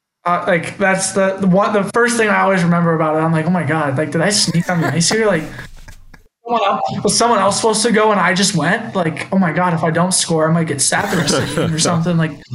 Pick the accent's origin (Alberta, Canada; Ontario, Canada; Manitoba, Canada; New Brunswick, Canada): Ontario, Canada; Cleveland; I'm kind of like a small town boy myself, though. Like, the town I grew up in Cleveland is, like, we have no commercial business. We have one intersection.